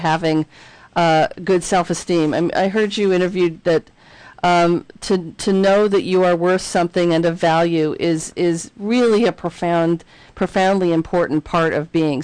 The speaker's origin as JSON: {"language": "English", "town": "Philadelphia", "region": "Pennsylvania", "country": "United States", "tie": "born or raised there", "said": "I grew up in Philadelphia"}